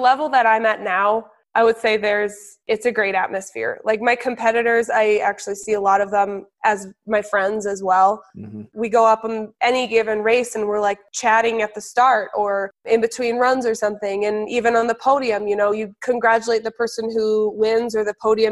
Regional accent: New Hampshire, United States; also born or lived in Colorado; I was born in Colorado. And then when I was seven and a half, we all moved to New Hampshire.

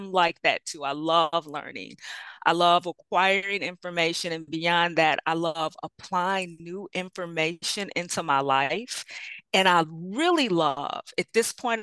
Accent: Bolingbrook, Illinois, United States; I hail from Illinois. About 25 miles southwest of Chicago in a suburb called Bolingbrook. I've been in Illinois most of my life

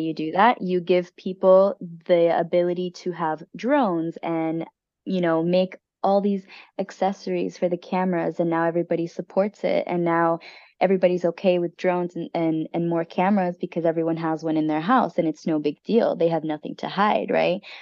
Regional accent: United States; us as the American people

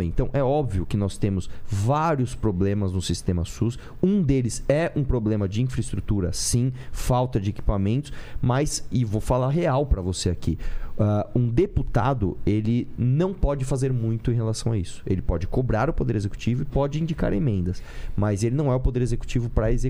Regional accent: São Paulo, Brazil; e todos nós aqui somos de São Paulo

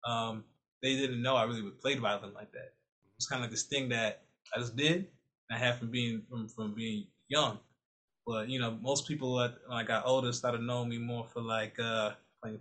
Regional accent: New Rochelle, New York, United States; moved away as an adult; also born or lived in Bronx, New York / Washington, District of Columbia, United States; now in Maryland, United States; I was born in the Bronx until about really young, real, real young. So I barely remember much of the Bronx. And I moved to Westchester County, New Rochelle, New York. And that's where I really did like all my developmental years

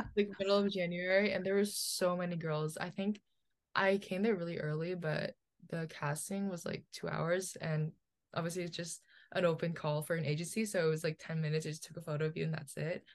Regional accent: New Jersey, United States; also born or lived in Philippines; I was born in the Philippines. but I grew up in New Jersey

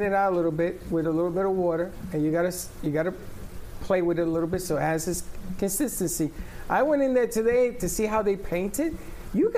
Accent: New York City, New York, United States; I grew up with him on DeKalb Avenue

